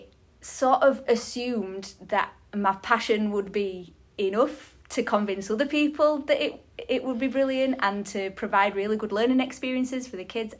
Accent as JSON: {"language": "English", "town": "Halifax", "region": "Yorkshire and the Humber", "country": "United Kingdom", "tie": "born or raised there", "said": "I'm from Halifax as well"}